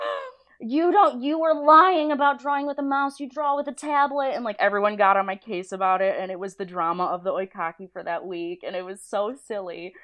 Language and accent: English; Niagara Falls, New York, United States; moved away as an adult; now in California, United States; I'm from Niagara Falls, New York